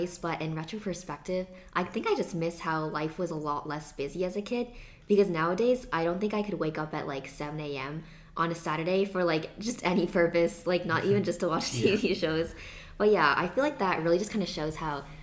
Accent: Seattle, Washington, United States; moved away; reminds me of just growing up in Seattle

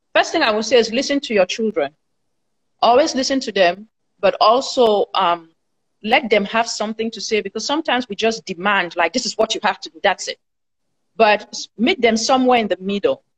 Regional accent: Cameroon; moved away as an adult; now in United States; I'm from Cameroon originally

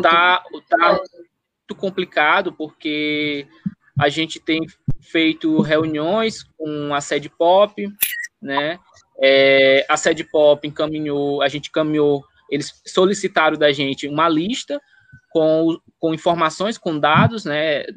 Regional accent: Chapadinha, Maranhão, Brazil; Chapadinha, de onde eu nasci, cresci

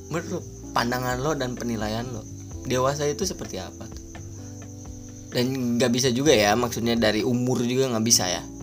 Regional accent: Ciamis, West Java, Indonesia; siapa sih yang nggak kenal … di kota gua nih terutama kota Ciamis daerahnya Cikoneng bos gitu kan

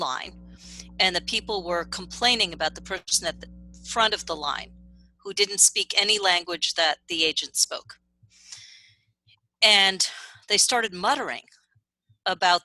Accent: New York City, New York, United States; I grew up privileged. I grew up in Manhattan

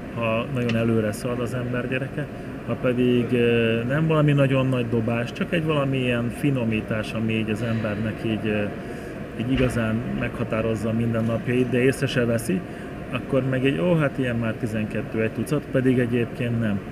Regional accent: Hungary; mi magyarok vagyunk

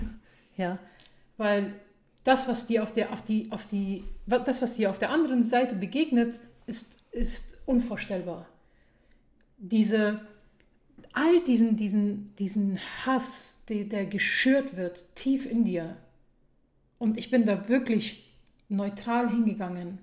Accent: Germany; Dort, wo ich herkomme, ja, also ich würde jetzt einfach mal sagen aus der Bundesrepublik Deutschland

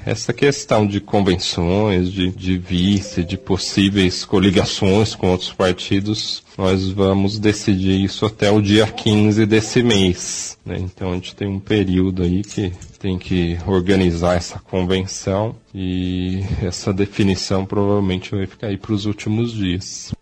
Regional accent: Mogi das Cruzes, São Paulo, Brazil; sou nascido e criado em Mogi das Cruzes

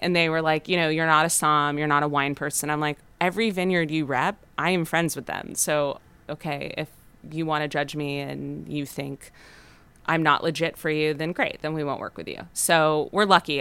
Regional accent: Los Angeles, California, United States; We're both from Los Angeles, born and raised.

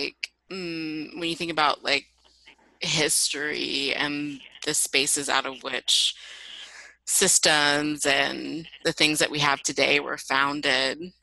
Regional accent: Columbia, South Carolina, United States; moved away; moving back to my hometown of Columbia, mm-hmm. South Carolina

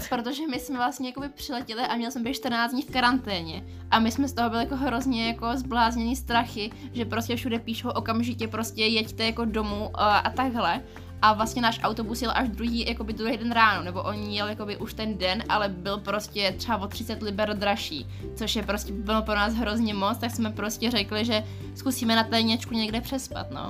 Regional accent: Czechia; my jsme jako teda z Česka

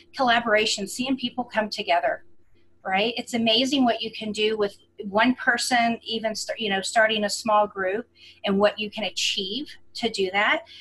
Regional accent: Houston, Texas, United States; now in Colorado Springs, United States; I'm originally from the Houston area

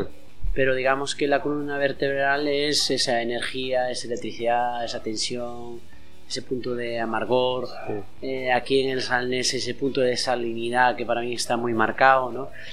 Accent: Castrelo, Galicia, Spain; mi pueblo

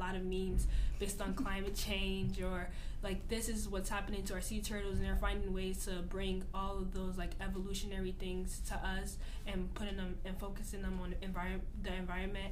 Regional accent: Newark, New Jersey, United States; I'm from Newark, New Jersey.

